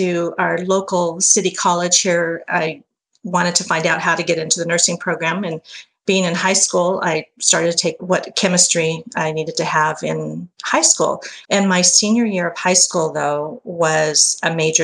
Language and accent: English; Fresno, California, United States; I was born and raised here in Fresno, California